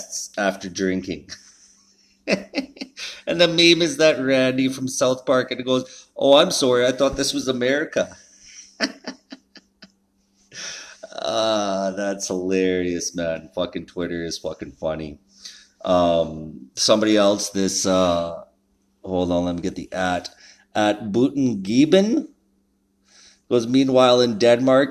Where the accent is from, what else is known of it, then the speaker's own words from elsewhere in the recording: Canada; being a Canadian